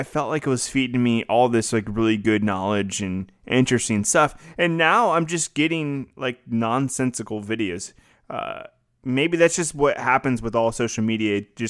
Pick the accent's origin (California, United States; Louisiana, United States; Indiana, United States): Louisiana, United States; Well, I'm from Louisiana. I know that scenery of like the trees and the moss and like the swampy looking area.